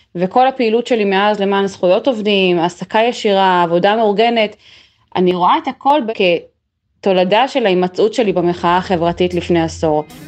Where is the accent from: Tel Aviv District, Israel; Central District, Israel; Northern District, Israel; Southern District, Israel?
Northern District, Israel; Migdal HaEmek; now in Haifa, Israel; גדלתי במגדל העמק ואני גרה היום בחיפה